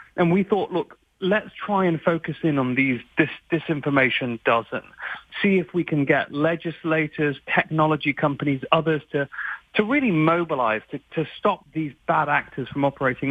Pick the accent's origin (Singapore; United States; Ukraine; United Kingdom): United Kingdom; I'm very British